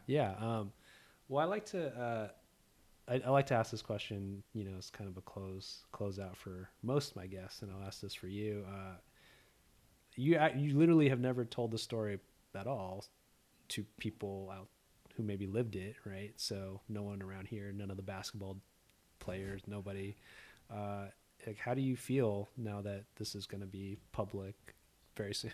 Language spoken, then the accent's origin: English; Orange County, California, United States; I grew up in Orange County. So, like, the O C